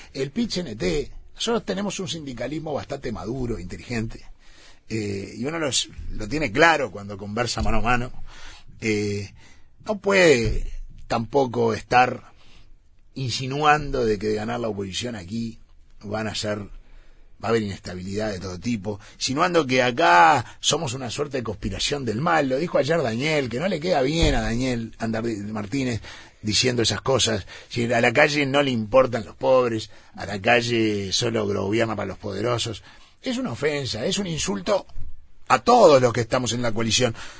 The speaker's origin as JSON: {"language": "Spanish", "country": "Uruguay", "said": "somos uruguayos"}